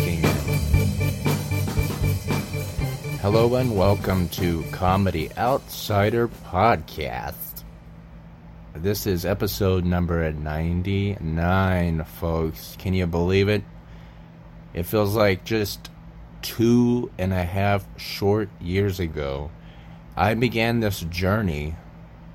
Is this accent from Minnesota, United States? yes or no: no; Tampa, Florida, United States; moved away as an adult; also born or lived in Austin, Texas; I grew up in Florida, as many of you are aware. I grew up in Tampa, and I lived there until I was 25 or 26